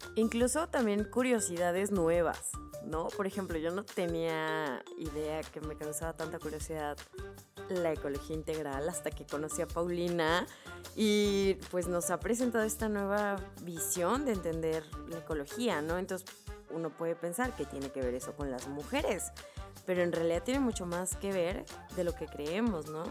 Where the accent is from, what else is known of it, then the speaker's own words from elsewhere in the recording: Guanajuato, Mexico; yo soy de Guanajuato, México